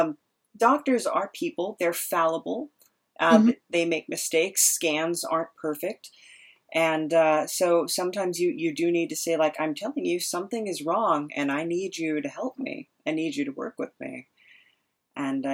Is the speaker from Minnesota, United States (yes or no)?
no; San Diego, California, United States; I was raised in San Diego. I grew up here most of my life